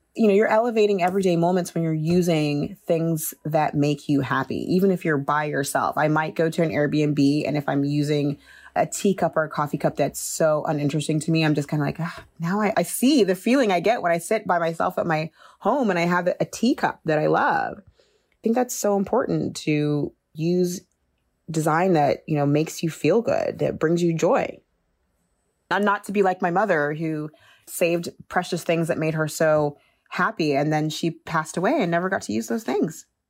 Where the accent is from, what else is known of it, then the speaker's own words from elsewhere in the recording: Austin, Texas, United States; moved away as an adult; also born or lived in Nigeria / New York; now in France; I'm Nigerian, and we moved to Texas, Austin, when I was young.